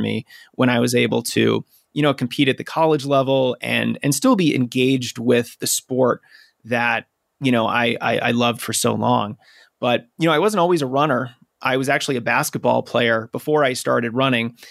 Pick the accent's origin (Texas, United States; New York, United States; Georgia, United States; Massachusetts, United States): Massachusetts, United States; outside of Boston; I grew up outside of Boston